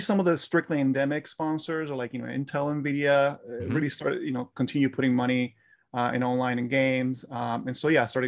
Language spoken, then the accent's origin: English; Italy; moved away as an adult; now in Los Angeles, United States; I was born and raised in Italy for 20 years before moving now to Los Angeles